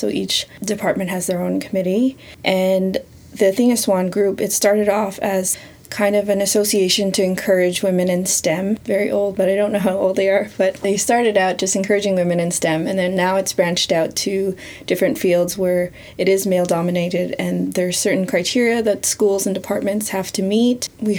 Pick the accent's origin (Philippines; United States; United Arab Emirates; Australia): Philippines; also born or lived in Canada; growing up in Canada and growing up in the Philippines